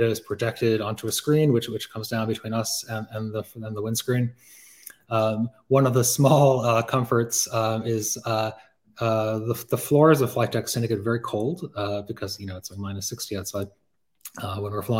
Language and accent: English; Pittsfield, Massachusetts, United States; moved away; also born or lived in Hong Kong; Growing up in Pittsfield